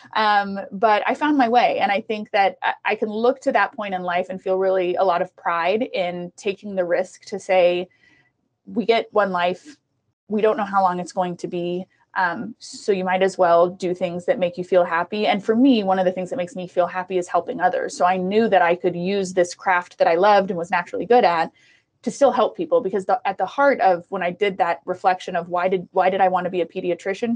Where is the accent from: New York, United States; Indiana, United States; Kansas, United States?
Kansas, United States; Prairie Village; also born or lived in Costa Rica; I was born in Costa Rica we moved from Costa Rica to Prairie Village um, with my mom